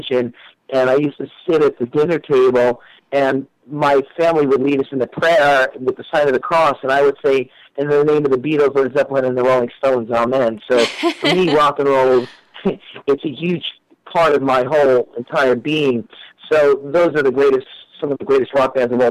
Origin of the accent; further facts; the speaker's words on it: New York, United States; moved away as an adult; now in Los Angeles, United States; I'm originally from New York. I've been in L.A. for about 4 years